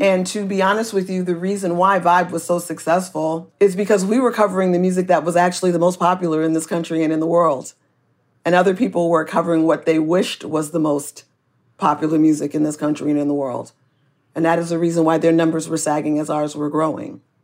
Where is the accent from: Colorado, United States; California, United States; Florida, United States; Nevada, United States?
California, United States; Oakland; I am from Oakland and we have a baseball team and we are really, um, a good and strong community here.